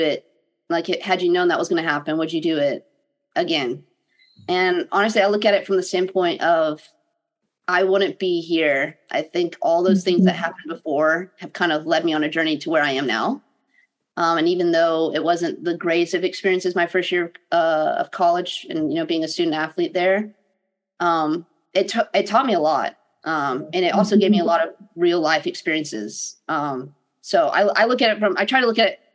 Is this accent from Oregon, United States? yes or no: no; South Florida, United States; moved away; the area I grew up in Florida